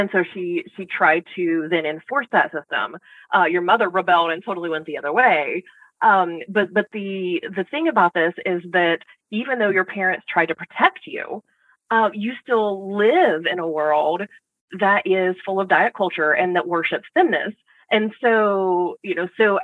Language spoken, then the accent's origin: English; Southern United States, United States; I grew up in the Southern United States